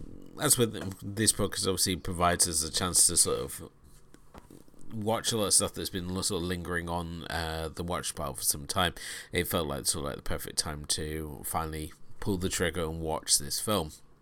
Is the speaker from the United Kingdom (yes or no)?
yes; United Kingdom; coming to this as a British view, where we have a very different stance of children lie about everything.